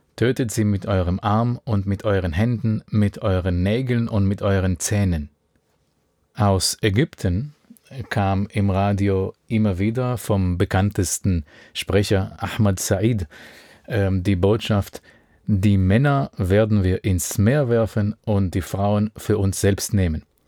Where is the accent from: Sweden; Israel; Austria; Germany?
Israel; In dem Ort, wo ich aufgewachsen bin